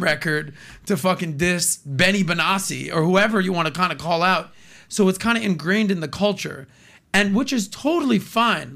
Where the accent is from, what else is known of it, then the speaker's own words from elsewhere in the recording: United States; as an American that loves music, that's been in the radio business